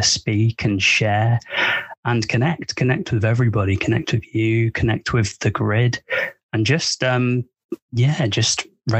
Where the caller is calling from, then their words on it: United Kingdom; I'm speaking from the United Kingdom.